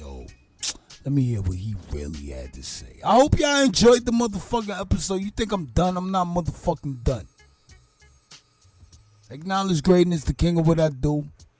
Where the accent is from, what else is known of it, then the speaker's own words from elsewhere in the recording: New York City, New York, United States; I'm from Brooklyn